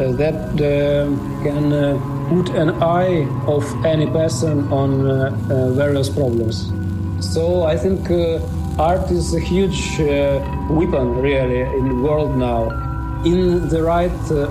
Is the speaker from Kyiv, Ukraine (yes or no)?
no; Dnipro, Dnipropetrovsk Oblast, Ukraine; English is a second language; I am from Dnipro, Ukraine.